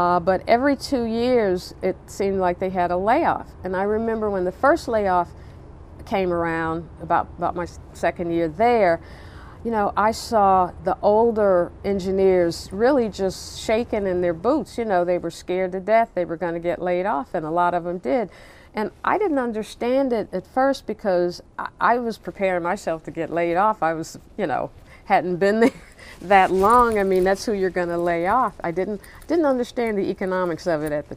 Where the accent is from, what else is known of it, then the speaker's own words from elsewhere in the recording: Nashville, Tennessee, United States; moved away as an adult; now in Baltimore, United States; Growing up in Nashville